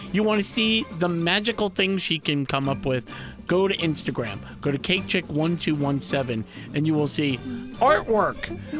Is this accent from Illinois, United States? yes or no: no; New York City, New York, United States; I grew up in the Bronx.